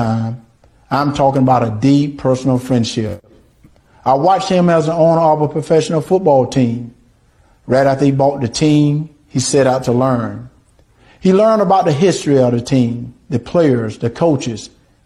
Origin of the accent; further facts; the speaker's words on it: Deep South, United States; Growing up in the Deep South